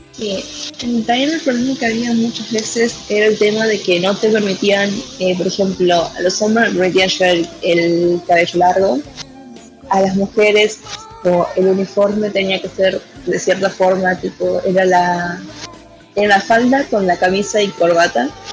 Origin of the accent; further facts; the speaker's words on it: Argentina; yo soy de Argentina